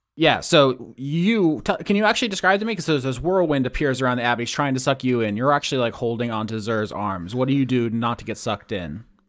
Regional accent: Florida, United States; growing up in Florida

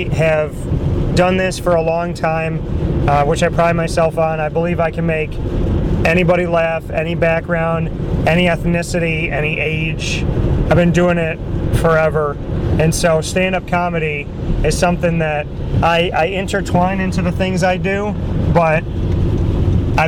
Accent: Syracuse, New York, United States; also born or lived in Pennsylvania / Florida; I am from Syracuse, New York, born and raised

